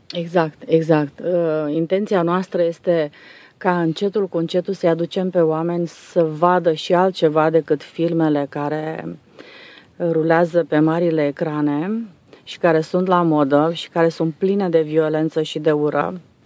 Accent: Transylvania, Romania; now in Dobruja, Romania; am venit noi din Ardeal

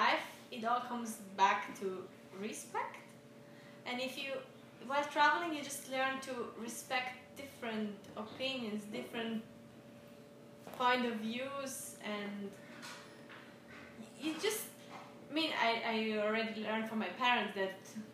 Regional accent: Italian part of Switzerland, Ticino, Switzerland; born or raised there; first language Swiss German; English is a second language

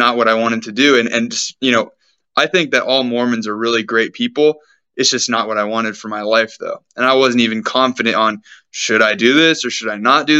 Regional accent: Sacramento, California, United States; me being born and growing up in Sacramento, California, which is the place that I am actually still

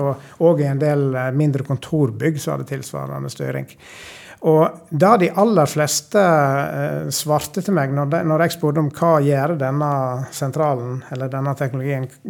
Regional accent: Sogn, Vestland, Norway; accent: sogning; moved away as an adult; now in Trøndelag, Norway; Jeg vokste opp i ei lita bygd på Vestlandet som heter Ortenvik.

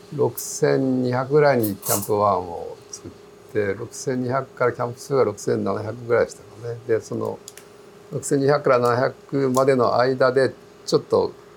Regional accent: Kumamoto, Japan; now in Fukuoka, Japan; 生まれは熊本なんですけど、ね、はいはい、福岡に来て、はい、市役所の山岳部に入って

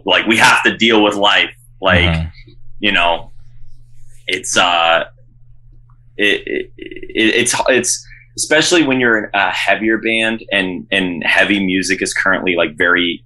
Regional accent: Rochester, New York, United States; now in Syracuse, United States; when I was growing up in Rochester

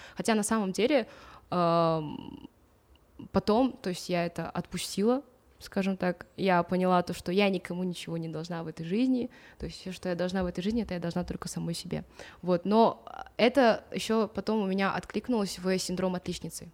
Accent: Atyrau, Atyrau Region, Kazakhstan; Я родилась в Атырау

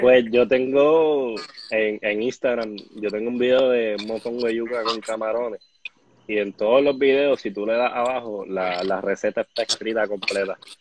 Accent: Bayamón, Puerto Rico; now in Guaynabo, Puerto Rico; Yo nací en Bayamón, me crié en Bayamón, estudié en Bayamón, pero siempre he vivido en Guaynabo.

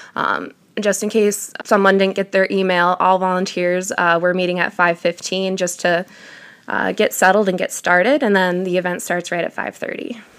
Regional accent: Detroit, Michigan, United States; moved away as an adult; I'm from downstate Metro Detroit area.

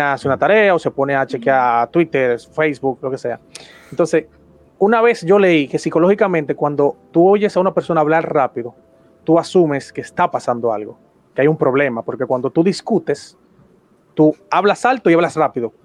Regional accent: Dominican Republic; aquí en República Dominicana, donde yo soy nativo y donde actualmente vivo

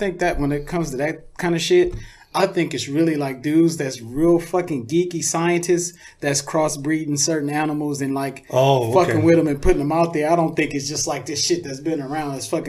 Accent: Louisiana, United States; born there; Like I told you, I was born in Louisiana.

